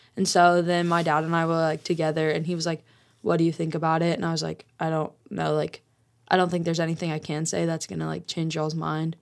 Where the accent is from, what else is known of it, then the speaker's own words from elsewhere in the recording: Colorado, United States; also born or lived in Utah; I'm originally from Utah, and my dad got full custody of me, custody of me when I was five, and so I moved to Colorado